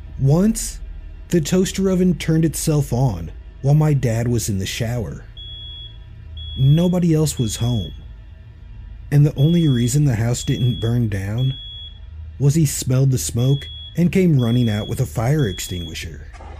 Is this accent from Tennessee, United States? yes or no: yes; Tennessee, United States; I grew up on the Tennessee-Alabama-Georgia border, west of Chattanooga. Not in the sticks, but definitely a rural area.